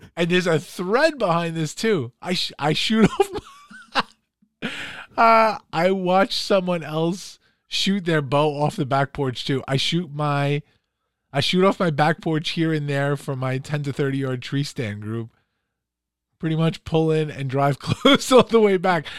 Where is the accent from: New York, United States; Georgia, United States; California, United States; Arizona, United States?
New York, United States; New York City; also born or lived in Long Island; I was from Queens originally and then moved to Long Island, but grew up in Queens